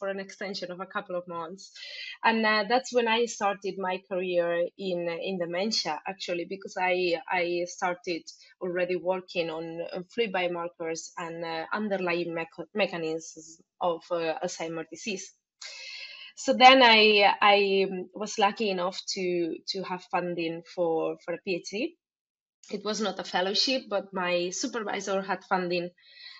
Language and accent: English; Alicante, Valencian Community, Spain; moved away; also born or lived in Barcelona; So that was very close to my place. I was close to my friends and my family